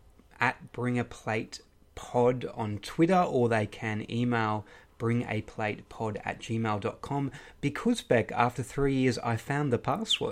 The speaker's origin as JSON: {"language": "English", "region": "Queensland", "country": "Australia", "said": "I'm from Queensland."}